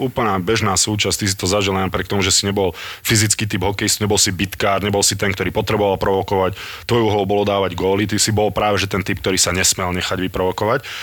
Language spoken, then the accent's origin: Slovak; Nitra, Nitra Region, Slovakia; som z Nitry